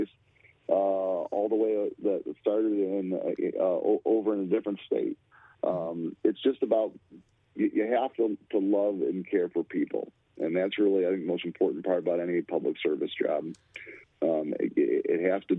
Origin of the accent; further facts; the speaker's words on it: Lansing, Michigan, United States; I grew up in the Capitol building. I used to play hide and go seek in the Capitol building